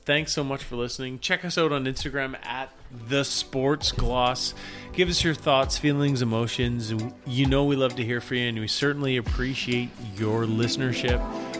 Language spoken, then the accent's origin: English; Black Creek, British Columbia, Canada; I grew up on Vancouver Island. Yes. I can remember a time in my bedroom in Black Creek, BC, 3 hours north of where we are here in Little Owl Studios.